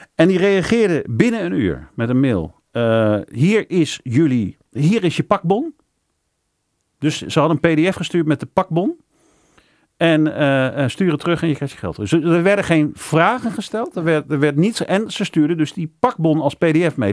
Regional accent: Netherlands; als Nederlander, als Nederlands ondernemer

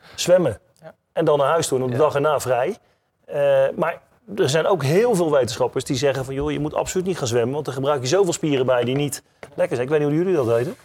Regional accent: Netherlands; als Nederlanders

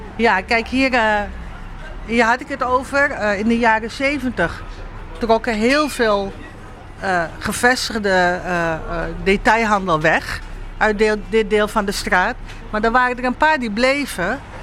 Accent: Sliedrecht, South Holland, Netherlands; also born or lived in Suriname; toen ik in Nederland aankwam en in het dorp waar ik opgroeide. Sliedrecht

